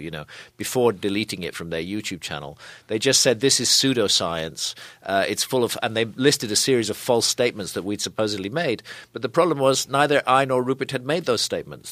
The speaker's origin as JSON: {"language": "English", "country": "United Kingdom", "said": "I come here as a, as a foreigner. I'm British."}